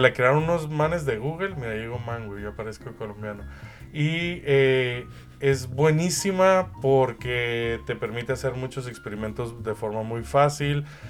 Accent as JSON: {"language": "Spanish", "country": "Mexico", "tie": "born or raised there", "said": "desde México, mi tierra natal."}